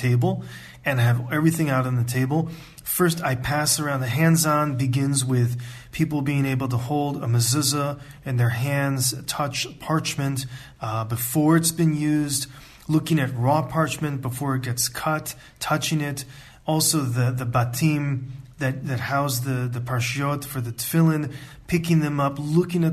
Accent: United States; moved away as an adult; also born or lived in Ann Arbor, Michigan; now in Israel; I'm from the United States and I grew up in a conservative, traditional home

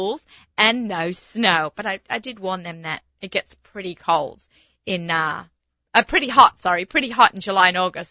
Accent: Australia; moved away as an adult; now in United States; I'm from Australia, and January and February is supposed to be sunshine. So after 23 years of living here

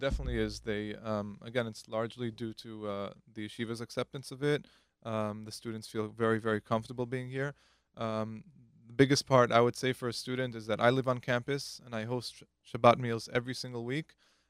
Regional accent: New York City, New York, United States; I'm originally from Queens.

